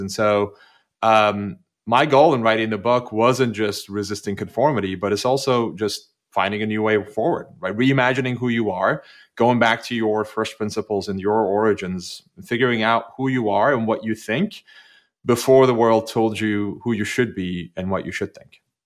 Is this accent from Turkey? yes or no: yes; Turkey; English is a second language; moved away; I grew up, I grew up in Turkey, which was a very, very conformist society